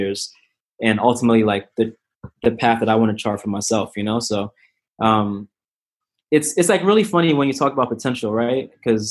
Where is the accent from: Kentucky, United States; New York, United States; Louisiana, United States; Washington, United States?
New York, United States; New York City; I'm from New York